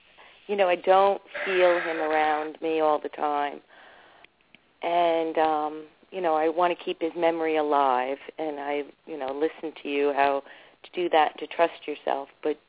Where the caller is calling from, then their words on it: Florida, United States; I'm from Florida.